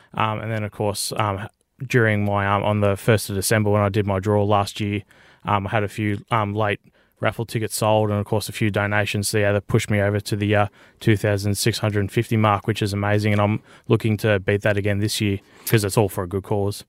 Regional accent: Benalla, Victoria, Australia; moved away; I'm born and raised in Benalla.

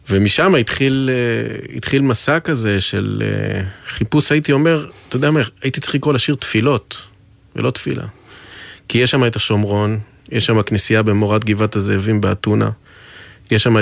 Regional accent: Psagot, West Bank, Palestine; ואני גדלתי בפסגות, בהתנחלות.

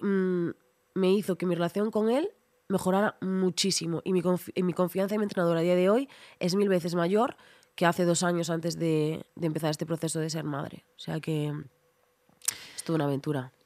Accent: Ribeira, Galicia, Spain; also born or lived in A Coruña; en Ribeira, en mi pueblo, es una ciudad, pero es un pueblo, 30.000 habitantes.

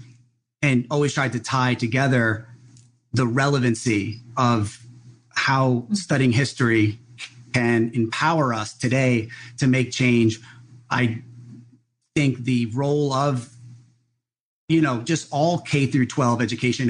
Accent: New Jersey, United States; now in Big Island of Hawaii, United States; I grew up in New Jersey.

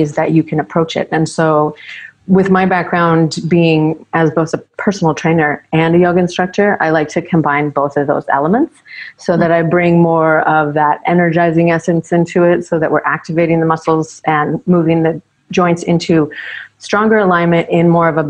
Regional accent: Ontario, Canada; moved away as an adult; also born or lived in United States / British Columbia, Canada; now in Maui, United States; Both my parents are Canadian, so I was raised in Ontario, Canada. And then lived most of my life there

